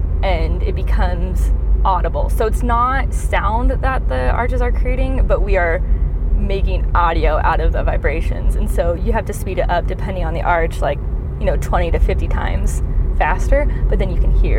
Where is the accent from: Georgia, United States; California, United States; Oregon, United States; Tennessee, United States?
Oregon, United States; moved away; I grew up in Oregon